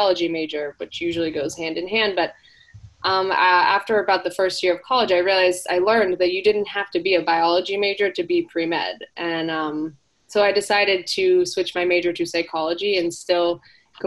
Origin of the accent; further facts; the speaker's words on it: South Florida, United States; also born or lived in Hawaii; I grew up in South Florida for the most part, but we would spend our summers out in Hawaii as a family